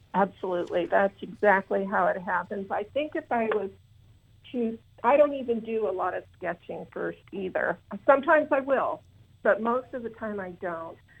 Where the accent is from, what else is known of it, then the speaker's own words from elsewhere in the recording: Southwest Iowa, United States; I am from Southwest Iowa, live uh, on an acreage just outside a little town called Essex.